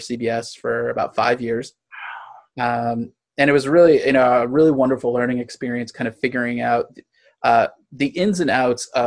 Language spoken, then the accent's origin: English; St. Louis, Missouri, United States; moved away as an adult; now in Los Angeles, United States; I grew up in St. Louis, Missouri